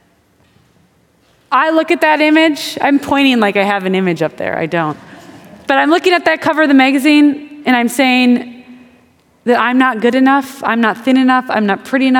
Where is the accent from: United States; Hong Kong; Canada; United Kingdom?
United States; Wisconsin; I'm from Wisconsin.